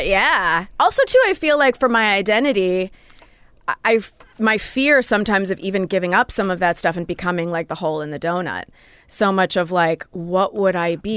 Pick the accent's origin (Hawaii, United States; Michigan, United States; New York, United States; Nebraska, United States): Michigan, United States; Royal Oak; moved away; A suburb of Detroit called Royal Oak